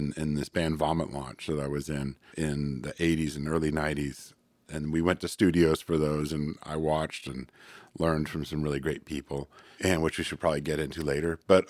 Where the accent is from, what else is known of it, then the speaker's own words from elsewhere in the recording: California, United States; moved away as an adult; also born or lived in Chico; now in Portland, United States; Northern California, actually.